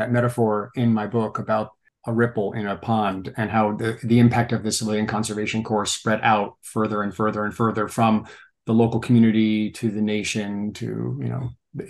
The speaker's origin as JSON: {"language": "English", "region": "New York", "country": "United States", "said": "I'm a New Yorker too."}